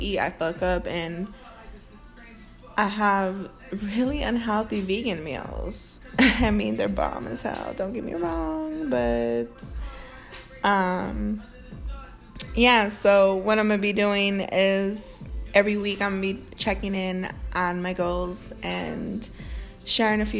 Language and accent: English; Northwest Indiana, United States; I'm from Northwest Indiana. That's just how we speak